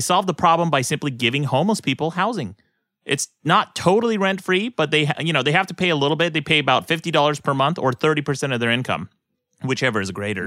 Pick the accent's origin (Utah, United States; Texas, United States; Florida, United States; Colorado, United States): Utah, United States; moved away; my own home state of Utah